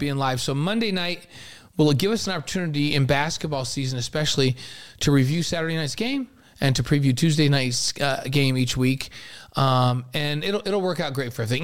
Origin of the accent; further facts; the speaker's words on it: New York, United States; I'm from New York